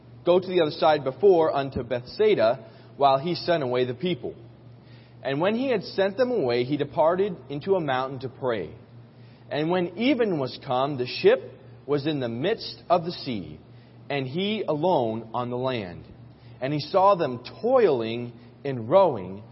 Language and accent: English; New York City, New York, United States; As a New Yorker